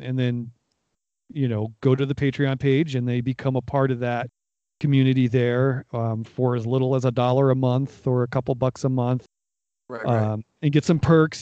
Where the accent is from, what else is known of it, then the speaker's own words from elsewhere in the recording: Northeast Ohio, United States; I was born in in Northeast Ohio